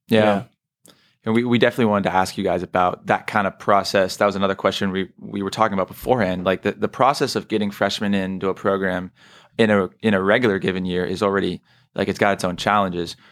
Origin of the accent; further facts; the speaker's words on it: San Mateo, California, United States; I'm from San Mateo, which is like two towns over